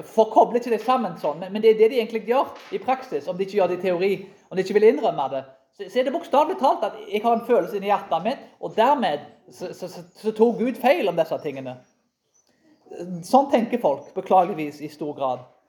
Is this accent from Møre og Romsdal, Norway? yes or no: no; Karmøy, Rogaland, Norway; Jeg vokste opp på Karmøy